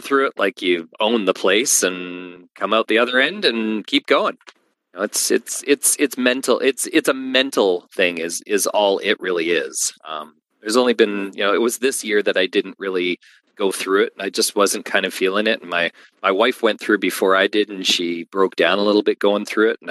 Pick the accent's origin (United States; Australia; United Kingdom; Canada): Canada; I'm from Canada too